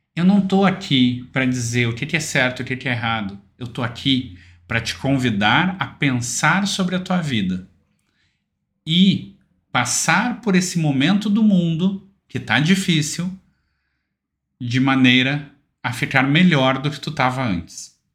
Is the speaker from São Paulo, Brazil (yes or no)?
no; Porto Alegre, Rio Grande do Sul, Brazil; eu sou de Porto Alegre